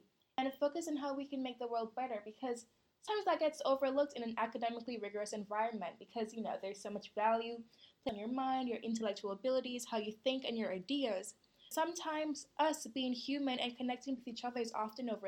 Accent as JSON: {"language": "English", "region": "New York", "country": "United States", "moved": "yes", "said": "I'm from New York"}